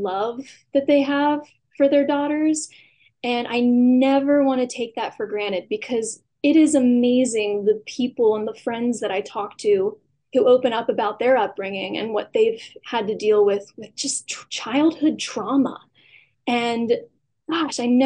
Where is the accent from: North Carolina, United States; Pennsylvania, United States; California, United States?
Pennsylvania, United States; Newville; moved away; I grew up in Newville, Pennsylvania.